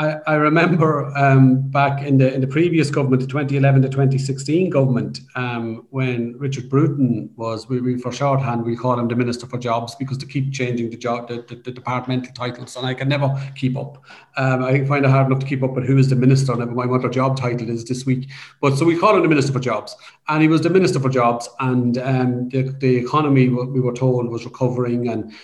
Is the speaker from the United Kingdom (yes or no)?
no; Dundalk, Leinster, Ireland; I grew up in Dundalk in the 1970s and 80s. I grew up in a council estate.